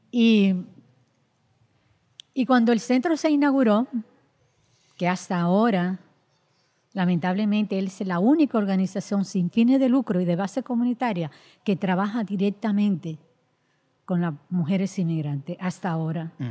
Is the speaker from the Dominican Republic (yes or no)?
yes; Dominican Republic; now in Puerto Rico; y aquí no, aquí tú eres una dominicana. Es decir, que, es una de las situaciones fuertes que nosotros enfrentamos. Y, solamente el hecho, solamente el hecho de, ser dominicana.